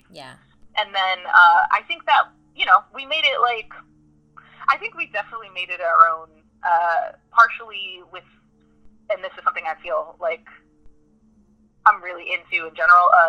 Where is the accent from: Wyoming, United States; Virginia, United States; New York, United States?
New York, United States; New York City; I grew up in New York City